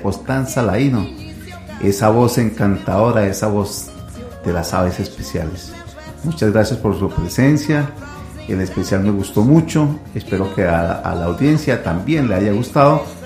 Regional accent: Colombia; nos hemos reconocido como buenos colombianos

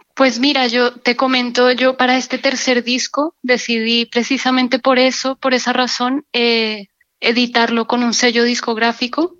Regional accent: Colombia; moved away as an adult; also born or lived in Barcelona, Spain; now in Seville, Spain; en España vine de Colombia hace 15 años

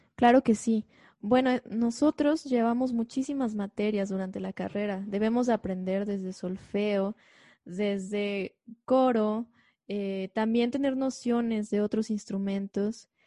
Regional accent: Xalapa, Veracruz, Mexico; moved away as an adult; also born or lived in Chicago, Illinois; soy de Jalapa, Veracruz.

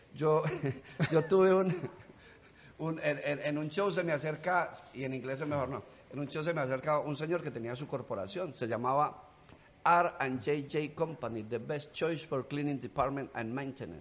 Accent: Colombia; accent: Colombian; moved away as an adult; now in United States; Me quedé hablando colombiano

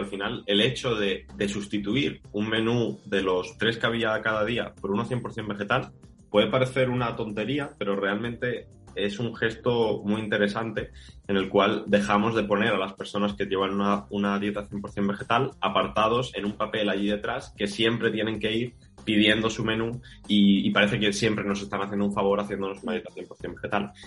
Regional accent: Málaga, Andalusia, Spain; moved away as an adult; also born or lived in Barcelona; soy de Málaga y me mudo a Barcelona para estudiar el grado.

